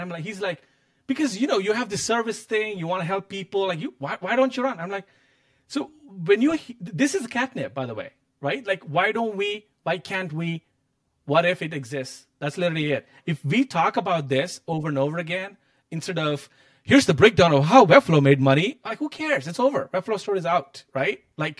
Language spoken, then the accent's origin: English; India; I think growing up in India in that poverty, I'm like, I don't think I would be half the year, right?